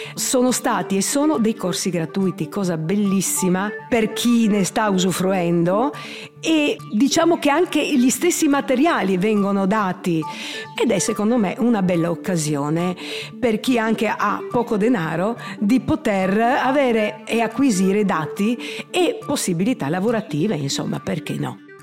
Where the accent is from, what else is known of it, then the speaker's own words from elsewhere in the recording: Trieste, Friuli-Venezia Giulia, Italy; Sono nata a Trieste, non ho origini triestine, prettamente triestine, anzi molto del sud, però Trieste mi ha dato i natali e ci vivo benissimo